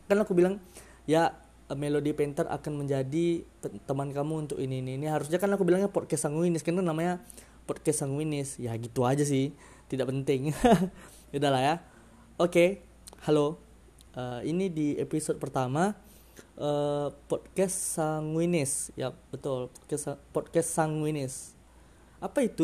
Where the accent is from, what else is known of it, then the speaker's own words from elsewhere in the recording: Sumatra, Indonesia; yang jelas aku Sumatera, dari logat-logat pasti terasa kan Eh, rasa-rasa Sumatera Sumateranya kan ya aku orang Sumatera